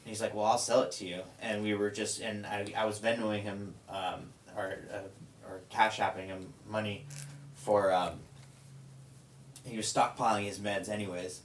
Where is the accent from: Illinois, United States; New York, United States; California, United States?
California, United States; near Vallejo; that's about ten minutes away from like my hometown.